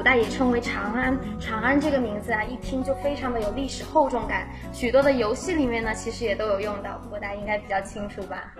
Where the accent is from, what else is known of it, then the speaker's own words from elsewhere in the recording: Chongqing, China; 那我作为在西安下面的那个省份重庆啊，我们那儿可是没有暖气的，冬天非常的冷啊。